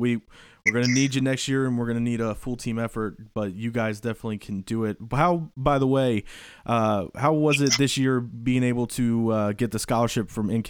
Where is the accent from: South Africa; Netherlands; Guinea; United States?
United States; Northern Kentucky; especially with me growing up in Northern Kentucky